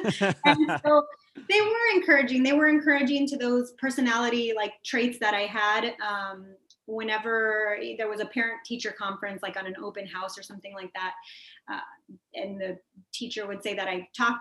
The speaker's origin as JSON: {"language": "English", "area": "Rio Grande Valley", "region": "Texas", "country": "United States", "moved": "as an adult", "lives_now": "Washington, D.C., United States", "said": "I'm from the Rio Grande Valley in Texas, and you know, it's an impoverished area"}